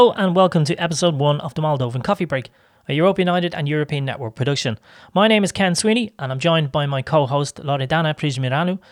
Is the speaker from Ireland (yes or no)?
yes; Ireland; I come from Ireland